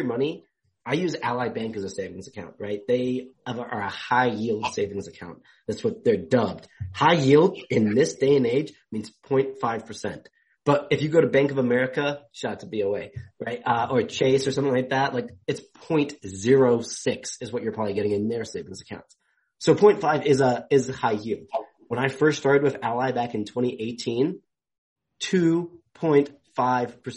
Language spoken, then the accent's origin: English; England, United Kingdom; I'm from England.